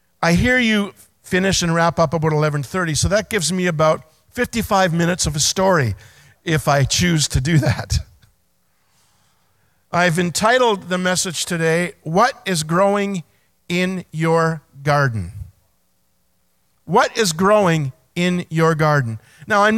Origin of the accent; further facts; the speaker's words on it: Belleville, Ontario, Canada; moved away as an adult; I grew up in Belleville, 22 years here, played my hockey here, went to Quinte Secondary School